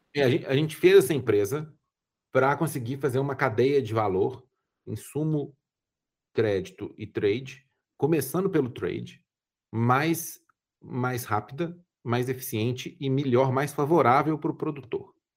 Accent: Brazil; sendo brasileiro, falando português e ficando à vontade aqui

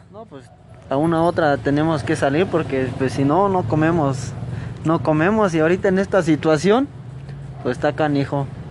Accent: Acambay, State of Mexico, Mexico; moved away as an adult; allí por Acambay, Estado de México

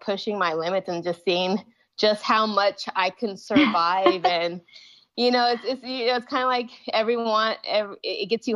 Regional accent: Dallas, Texas, United States; also born or lived in Houston, Texas; I'm an endurance athlete based in Houston, Texas, born and raised in Dallas, Texas

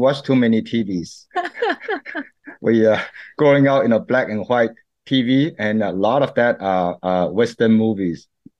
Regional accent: Malaysia; moved away as an adult; also born or lived in Charlotte, North Carolina / Lancaster; now in Taichung, Taiwan; I'm an ethnic Chinese, born and raised in Malaysia, and I went to college at University of North Carolina in Charlotte.

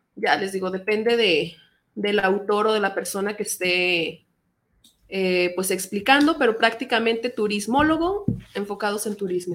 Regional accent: Mexico; nosotros como mexicanos

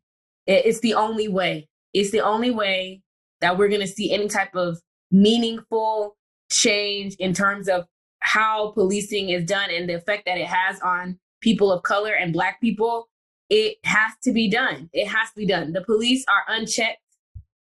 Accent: Missouri City, Texas, United States; I grew up in Missouri City, Texas.

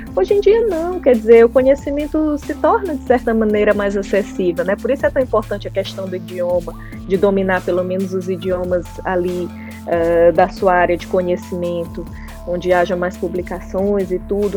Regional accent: São Luís, Maranhão, Brazil; moved away as an adult; also born or lived in Florianópolis / Lisbon; saí de São Luís para estudar em Florianópolis por causa de uma universidade

